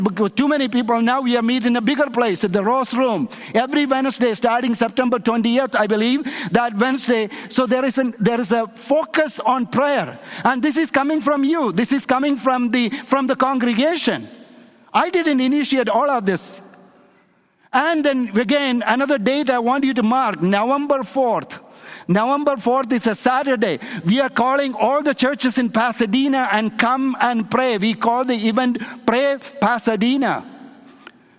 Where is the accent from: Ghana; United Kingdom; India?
India; moved away; in a little town in India where I was born, there is a Jewish community, there is a Jewish synagogue in my hometown in India.